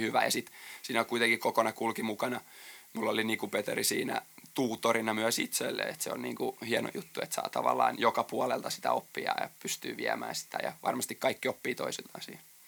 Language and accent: Finnish; Jalasjärvi, South Ostrobothnia, Finland; moved away; mä oon Jalasjärveltä tosiaan kotosi